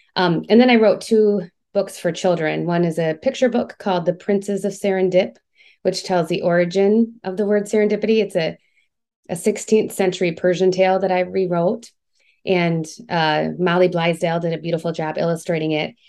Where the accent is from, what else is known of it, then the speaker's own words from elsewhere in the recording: Michigan, United States; now in Georgia, United States; I'm from Michigan